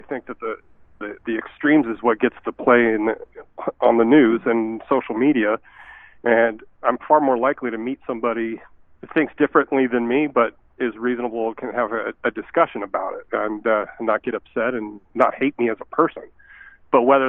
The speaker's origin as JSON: {"language": "English", "town": "Fairfield", "region": "California", "country": "United States", "tie": "born or raised there", "also_born_or_lived": "Saskatchewan / Ecuador / Costa Rica / Manitoba", "moved": "as an adult", "lives_now": "Steinbach, Canada", "said": "Born and raised in Fairfield, California, about 40 minutes from San Francisco"}